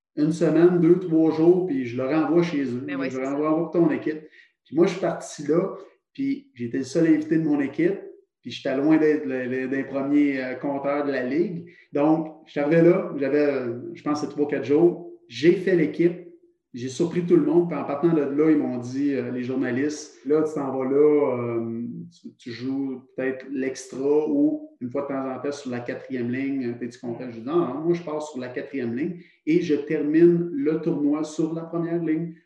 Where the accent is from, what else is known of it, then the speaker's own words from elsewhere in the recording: Trois-Rivières, Quebec, Canada; je viens de Trois-Rivières